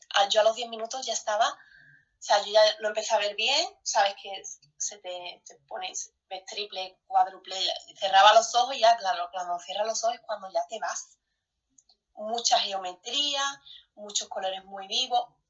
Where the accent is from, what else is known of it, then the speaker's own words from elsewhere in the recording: Spain; moved away; somos españoles